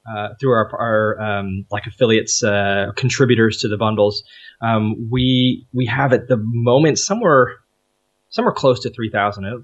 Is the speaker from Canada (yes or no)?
yes; Canada; we're Canadian